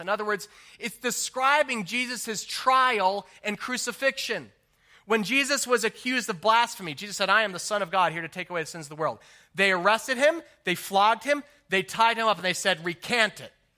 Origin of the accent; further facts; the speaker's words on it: New Jersey, United States; I grew up in New Jersey